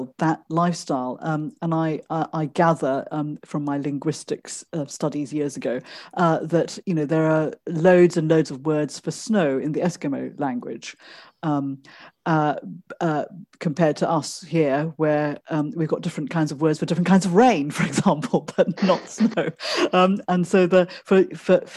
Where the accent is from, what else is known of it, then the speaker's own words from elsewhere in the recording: Malaysia; now in England; I have a bit of Malay because I'm from Malaysia